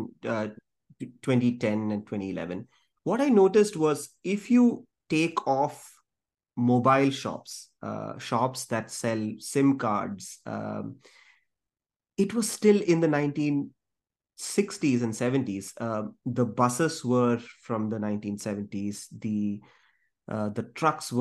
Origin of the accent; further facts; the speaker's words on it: Kerala, India; moved away; also born or lived in Calcutta / Jamshedpur; I'm originally from Kerala